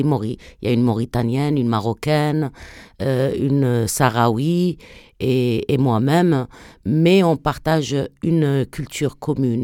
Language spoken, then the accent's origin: French; southern Algeria, Algeria; also born or lived in France; je suis une artiste euh, franco-algérienne. je, je, viens du sud algérien.